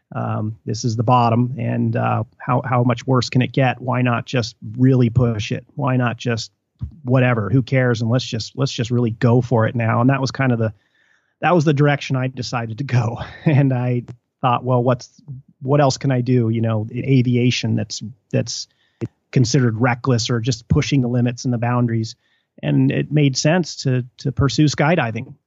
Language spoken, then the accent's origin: English; Mammoth Lakes, California, United States; moved away; when I was growing up in Mammoth